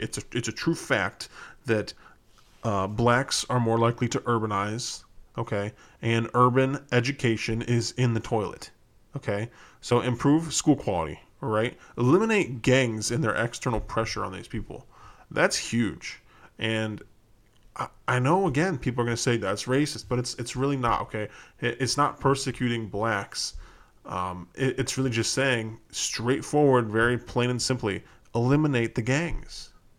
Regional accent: Chicago, Illinois, United States; I'm from Chicago. There's already people working on fixing that.

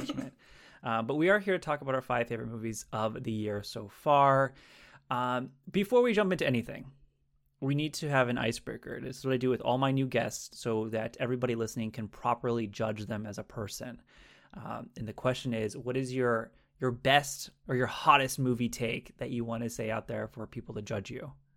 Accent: California, United States; I am from the West Coast, uh, California, the greatest state in the nation

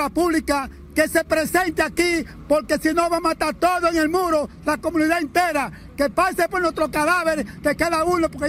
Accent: Dominican Republic; Somos comerciantes y comunitarios que hemos decidido reclamar un derecho que la constitución no asiste como dominicanos libres.

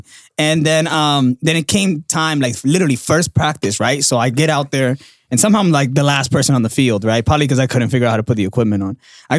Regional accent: Dominican Republic; also born or lived in New York, United States; Yeah. And especially like being Dominican.

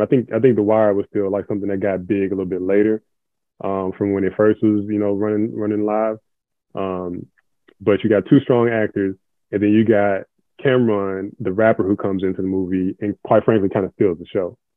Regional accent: Memphis, Tennessee, United States; now in Atlanta, United States; originally from Memphis, Tennessee, born and raised

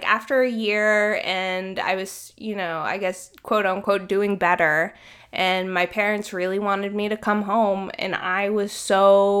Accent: Maryland, United States; I'm from the East Coast, I'm from Maryland, like really close to Washington, D.C.

